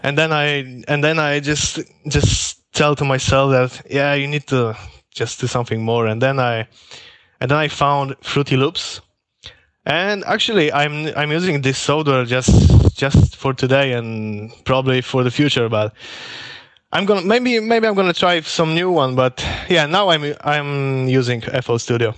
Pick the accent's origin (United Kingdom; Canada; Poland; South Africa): Poland; moved away as an adult; now in Norway; I am from Poland, but actually now I'm working and living in Norway